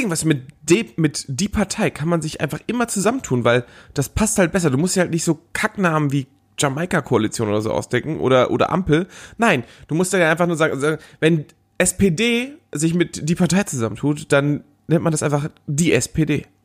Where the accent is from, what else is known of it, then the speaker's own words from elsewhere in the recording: Northern Germany, Germany; Ja, ich komme ja auch eher aus dem Norden, da ist, da, da hat er nicht so einen guten Ruf.